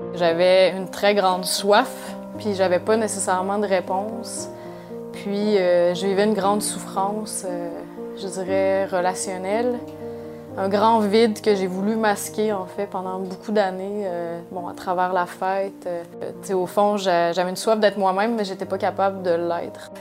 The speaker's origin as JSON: {"language": "French", "town": "Quebec City", "region": "Quebec", "country": "Canada", "said": "je viens de Québec"}